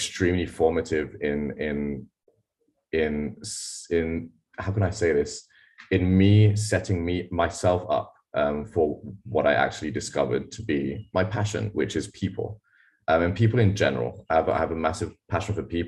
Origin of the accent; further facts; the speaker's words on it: Mauritius; also born or lived in Australia; I moved back from Australia to Mauritius